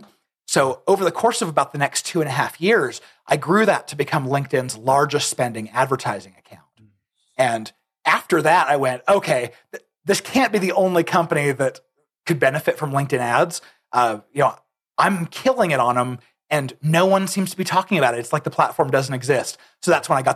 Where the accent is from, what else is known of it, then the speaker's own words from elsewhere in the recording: Arizona, United States; now in Lehi, United States; I'm actually originally from Arizona, but I came here about probably 18 years ago now